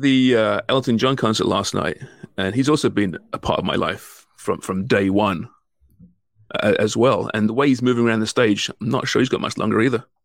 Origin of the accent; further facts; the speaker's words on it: England, United Kingdom; now in Canada; I'm English